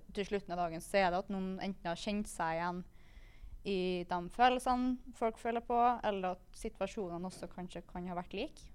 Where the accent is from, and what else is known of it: Kristiansund, Møre og Romsdal, Norway; moved away